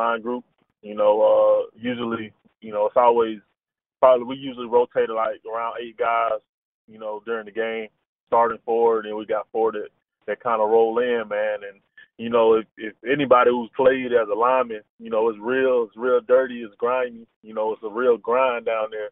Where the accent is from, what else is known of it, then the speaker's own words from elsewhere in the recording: Carrollton, Georgia, United States; I'm from Carrollton, Georgia, man. I grew up at Carrollton